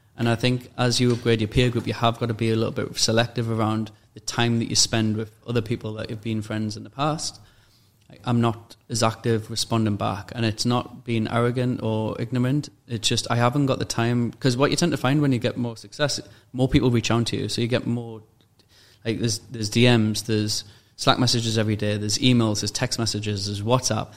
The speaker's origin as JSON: {"language": "English", "town": "Newcastle upon Tyne", "region": "North East England", "country": "United Kingdom", "tie": "born or raised there", "moved": "as an adult", "lives_now": "Dubai, United Arab Emirates", "said": "the environment I was at in uh, Newcastle"}